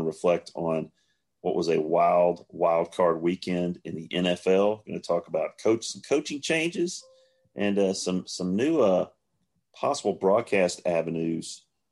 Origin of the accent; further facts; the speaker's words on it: Williamson County, Tennessee, United States; as a kid growing up in Williamson County